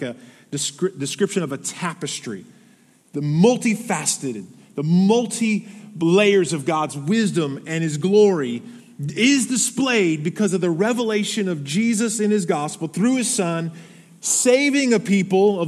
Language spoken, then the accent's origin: English; Arizona, United States; I was born in Arizona